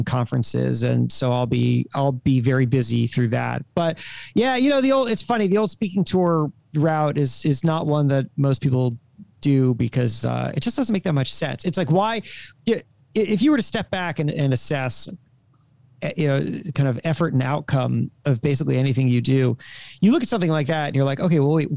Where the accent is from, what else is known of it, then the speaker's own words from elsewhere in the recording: Coral Springs, Florida, United States; I was raised in Coral Springs, Florida.